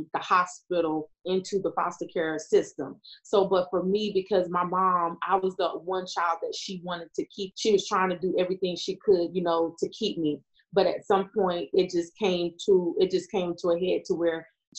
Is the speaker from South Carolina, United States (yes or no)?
no; Panama City, Florida, United States; also born or lived in Tallahassee, Florida; I'm from Florida. So I was born in Tallahassee, but raised up in Panama City